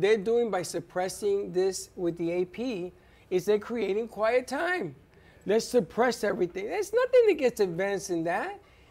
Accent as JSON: {"language": "English", "region": "New York", "country": "United States", "tie": "born or raised there", "said": "when I was growing up in New York"}